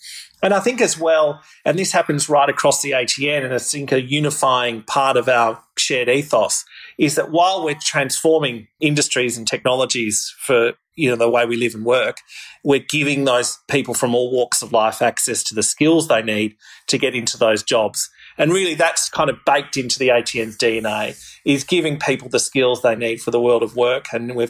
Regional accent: Victoria, Australia; I remember growing up in Victoria, going down to the Latrobe Valley and seeing that kind of peaty brown coal that we have here down south

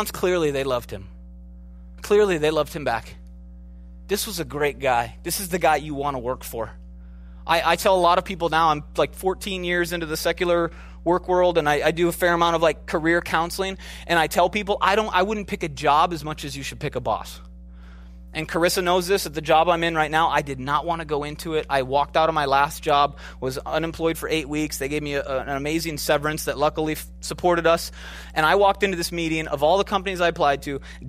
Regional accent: Minneapolis, Minnesota, United States; I'm from Minneapolis.

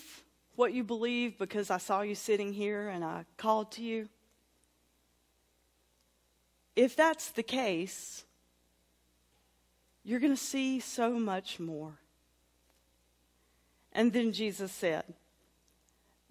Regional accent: Sawmills, North Carolina, United States; born or raised there; also born or lived in Durham, North Carolina / Roxboro, North Carolina

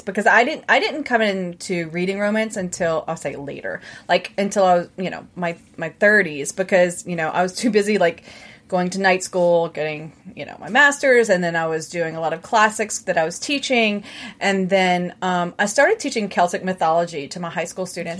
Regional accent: Baton Rouge, Louisiana, United States; accent: southern; I was born and raised in Baton Rouge, which is really just like a southern accent

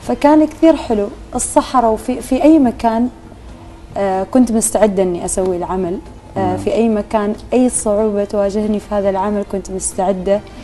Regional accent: Oman; عندنا في عمان

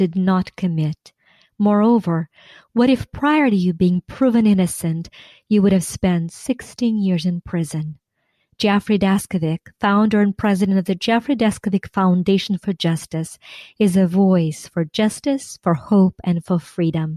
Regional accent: Ukraine; now in United States; I was born and raised in Ukraine

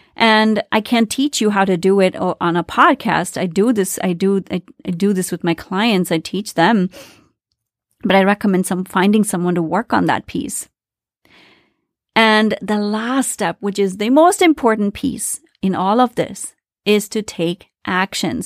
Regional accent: India; I grew up in India, very traditional family

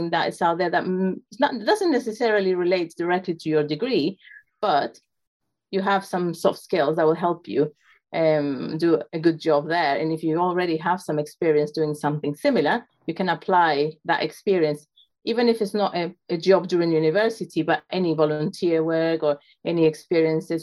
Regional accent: Chile; also born or lived in South Carolina; I'm originally from Chile

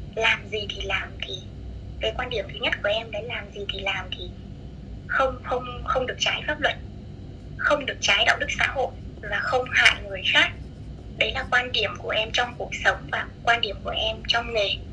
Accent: Thanh Hóa, Vietnam; moved away as an adult; also born or lived in Hanoi; now in Phu Quoc, Vietnam; em sống quê gốc của em thì là ở Thanh Hóa và sau đấy ừ. thì em ra Hà Nội em học học đại học

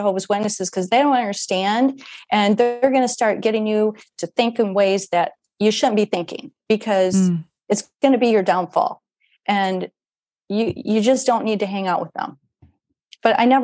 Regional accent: Iowa, United States; where I went to school from fourth grade to 12th, I was in Iowa, small town in Iowa, a small rural town.

